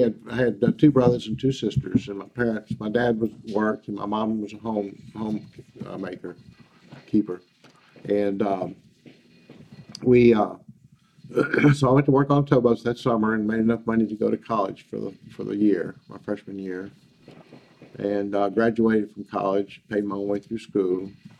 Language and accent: English; Baton Rouge, Louisiana, United States; now in Texas, United States; Oh, I'm from Baton Rouge. Mm-hmm. Yeah, Baton Rouge, Louisiana.